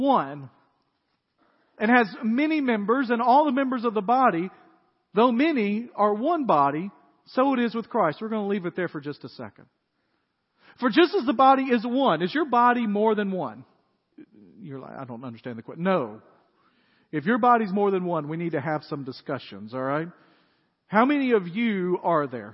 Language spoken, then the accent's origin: English; Dyersburg, Tennessee, United States; moved away; When I was growing up in Dyersburg, we had a country club in Dyersburg